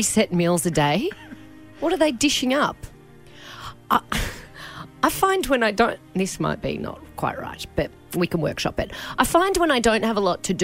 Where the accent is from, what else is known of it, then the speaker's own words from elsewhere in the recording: Melbourne, Victoria, Australia; I'm 36. I'm not 42 like the Daily Mail keeps saying, and I'm from Melbourne.